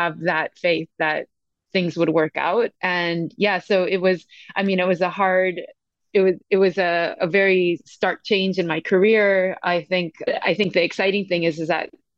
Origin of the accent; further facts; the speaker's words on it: San Francisco, California, United States; moved away as an adult; also born or lived in Asia / Latin America; now in Cape Town, South Africa; I came from San Francisco. That's where I was born and raised.